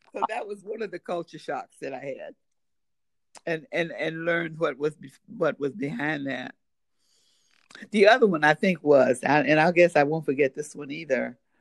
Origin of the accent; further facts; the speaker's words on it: United States; I was a guest from the United States